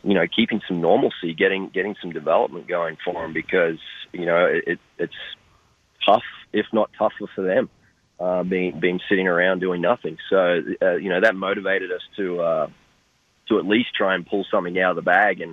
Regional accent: Australia; moved away as an adult; now in United States; I was growing up in Australia

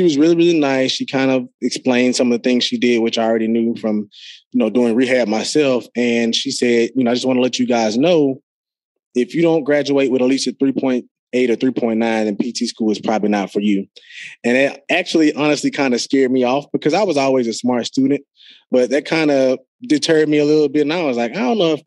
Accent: Jackson, Mississippi, United States; where I'm from Jackson, Mississippi, a small town compared to a lot of other major cities or capitals across the USA.

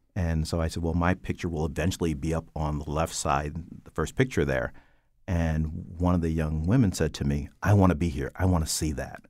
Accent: Stamford, Connecticut, United States; I, I grew up in Stamford, Connecticut on the west side.

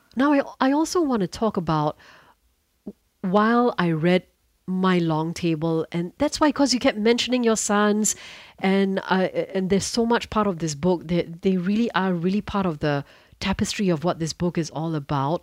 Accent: Singapore; As a Singaporean

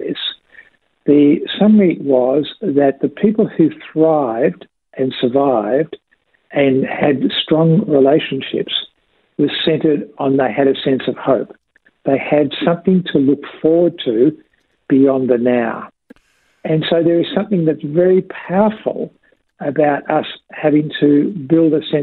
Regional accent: Australia; we as an Australian community

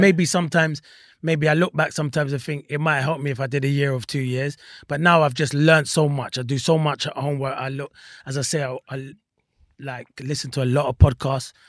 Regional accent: London, United Kingdom; I grew up, yeah, I grew up in Wandsworth

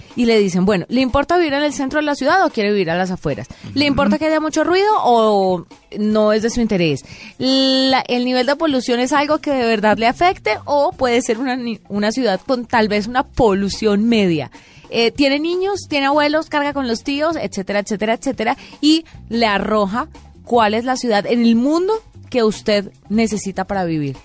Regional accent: Valle del Cauca, Colombia; yo que soy del Valle del Cauca

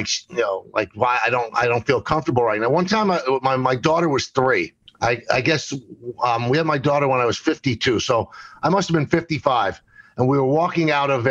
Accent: New York City, New York, United States; I grew up in the South Bronx

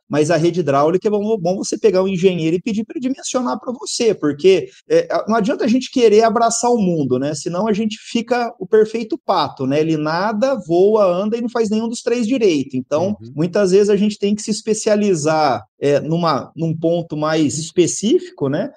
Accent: São José do Rio Preto, São Paulo, Brazil; also born or lived in Mirassol; Eu nasci em Mirassol, mas fui criado em São José do Rio Preto

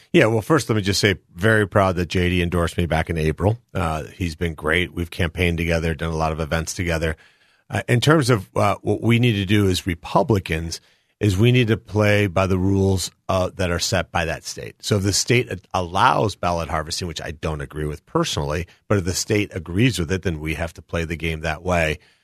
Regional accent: Colombia; now in United States; I was born in Columbia, South America. I came here with my five brothers, my sister, my mom, and dad, almost fifty-two years ago

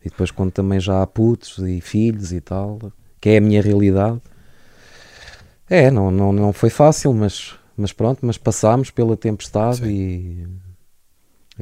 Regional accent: Lisbon, Portugal; also born or lived in Parada, Sabugal, Beira Alta; eu nasci em Lisboa e cresci uh, entre Lisboa e uh, uma, uma aldeia na Beira Alta que se chama Parada do Coa, Conselho de Sabugal

